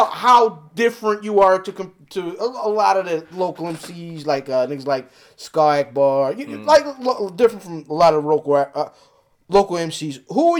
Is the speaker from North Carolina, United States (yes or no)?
yes; North Carolina, United States; It isn't. I'm from North Carolina.